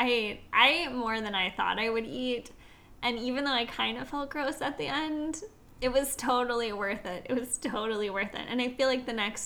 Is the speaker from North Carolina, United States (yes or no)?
no; Minnesota, United States; I'm from Minnesota